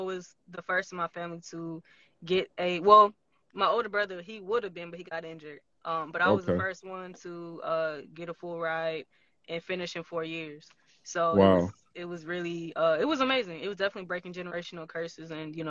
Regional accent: Houston, Texas, United States; Like, honestly, Houston is literally the best place on earth. Sorry to everybody else. But honestly, growing up in Texas was amazing.

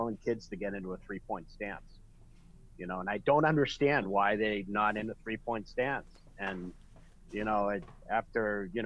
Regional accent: Glen Ellyn, Illinois, United States; my hometown, Glen Ellyn, Illinois

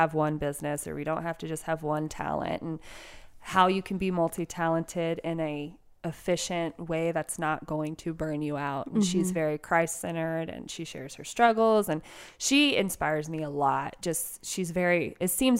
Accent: Texas, United States; I am born, bred, raised Texan

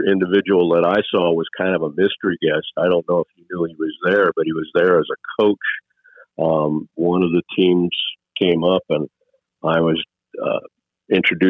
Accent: Wisconsin, United States; I grew up in Wisconsin

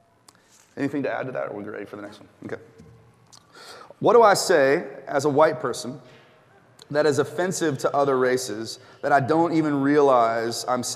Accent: Tennessee, United States; moved away; I've never had anybody ask me where I'm from, and not be satisfied with Tennessee.

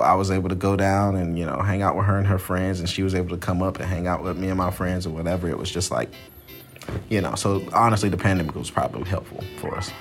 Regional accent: Atlanta, Georgia, United States; moved away as an adult; now in South Carolina, United States; I'm originally from Atlanta, Georgia. That's where I was born and raised.

